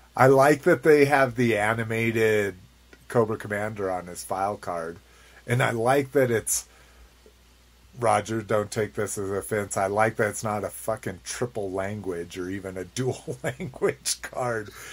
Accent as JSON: {"language": "English", "country": "United States", "said": "as an American"}